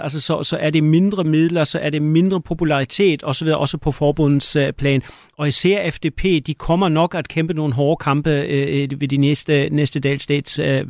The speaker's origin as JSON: {"language": "Danish", "region": "Schleswig-Holstein", "country": "Germany", "said": "nu kommer jeg fra Slesvig Holsten"}